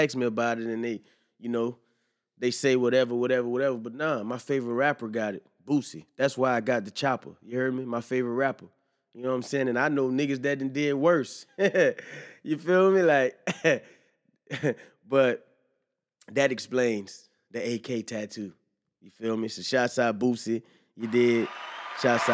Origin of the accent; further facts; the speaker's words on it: the South, United States; I'm from the South